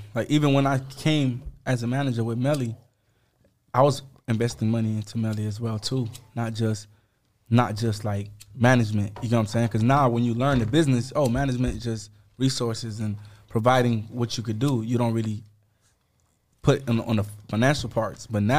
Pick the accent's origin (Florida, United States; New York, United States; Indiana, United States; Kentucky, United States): Florida, United States; Orlando; But he from Orlando, Florida. I'm from Orlando.